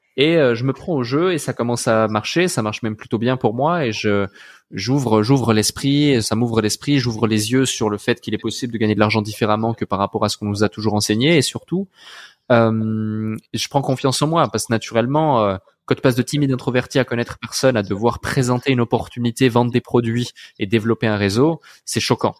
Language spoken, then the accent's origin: French; Switzerland; Je suis né dans une petite ville euh, en Suisse à la campagne